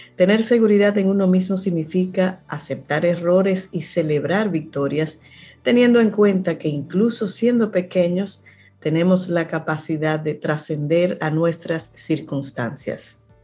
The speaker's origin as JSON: {"language": "Spanish", "region": "Cibao", "country": "Dominican Republic", "said": "tú y yo somos de Cibao"}